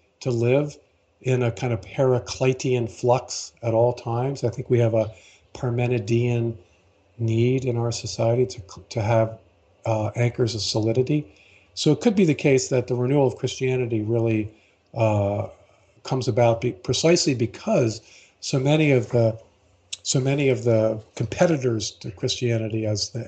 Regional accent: Baltimore, Maryland, United States; I was born and raised in Baltimore, an Episcopalian.

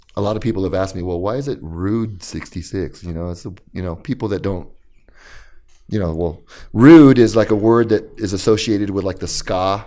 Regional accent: Riverside, California, United States; also born or lived in East Los Angeles, California / Santa Ana, California; I'm from Los Angeles, but I was raised in, in, in, in Riverside

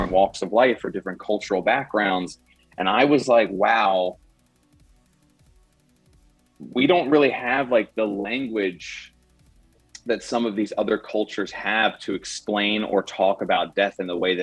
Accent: Delaware, United States; I'm from Delaware, and I went to college at Syracuse University

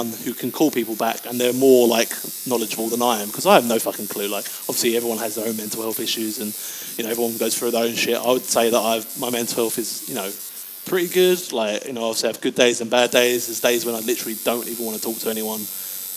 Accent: England, United Kingdom; as English people

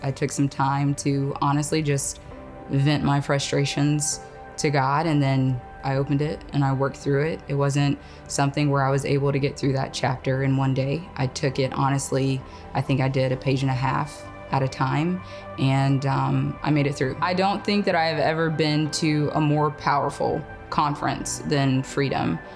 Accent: Enterprise, Alabama, United States; moved away as an adult; also born or lived in Auburn, Alabama; now in Pensacola, United States; I'm originally from a small town in Alabama. Um, I was born and raised in Enterprise, grew up in a small community

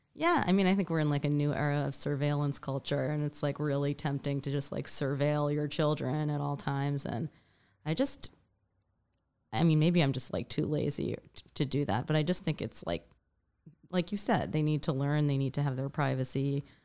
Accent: New York City, New York, United States; I grew up in New York City

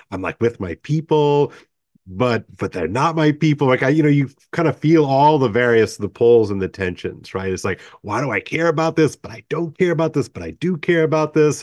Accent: United States; I'm thoroughly American

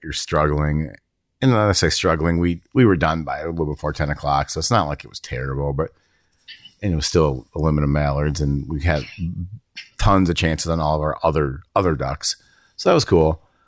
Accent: Minnesota, United States; I grew up around it in Minnesota

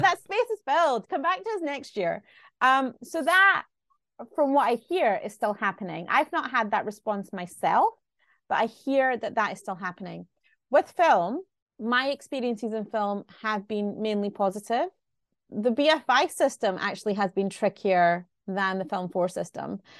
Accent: Glasgow, Scotland, United Kingdom; I'm from Glasgow

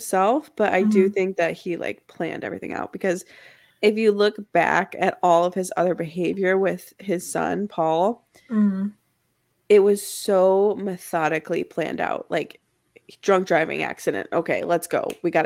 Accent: Midwest, United States; I'm from the Midwest

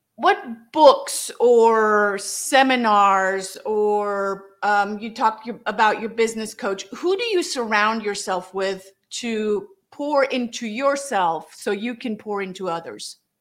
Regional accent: Germany; now in United States; I'm from Germany

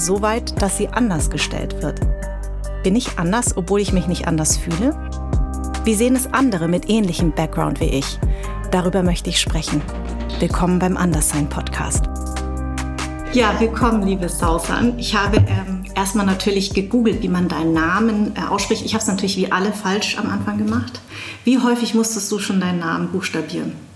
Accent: Darmstadt, Hesse, Germany; Ich bin in Darmstadt geboren und meine Eltern kommen aus Vietnam.

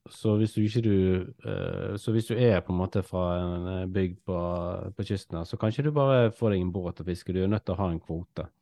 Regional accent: Norway; vi vil jo egentlig som nordmenn

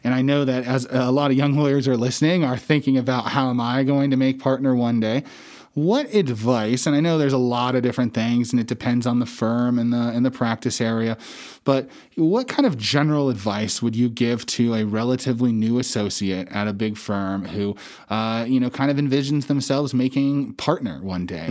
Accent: Casper, Wyoming, United States; moved away as an adult; also born or lived in Hawaii; I was born and raised in Casper, Wyoming

